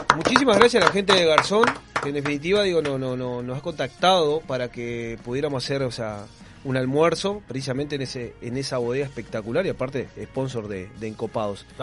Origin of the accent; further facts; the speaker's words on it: Maldonado, Uruguay; Nosotros somos de Maldonado y Piriápolis es parte del departamento